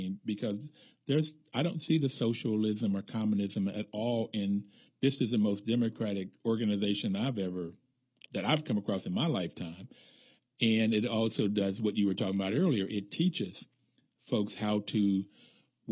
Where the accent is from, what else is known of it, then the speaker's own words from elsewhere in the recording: United States; I grew up black in America